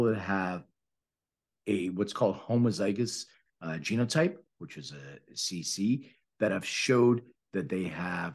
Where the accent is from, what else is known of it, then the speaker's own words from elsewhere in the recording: Philadelphia, Pennsylvania, United States; moved away as an adult; now in Los Angeles, United States; I'm from Philly. I live in LA for the last 15 years.